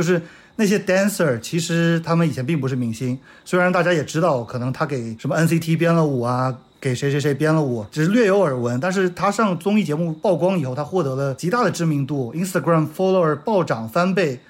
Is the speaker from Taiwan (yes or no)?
no; China; 我们作为中国人看不到了